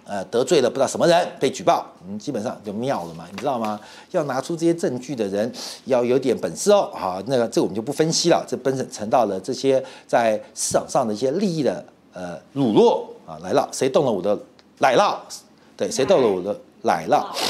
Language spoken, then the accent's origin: Chinese; Taiwan; 我们台湾人都知道装小耳朵嘛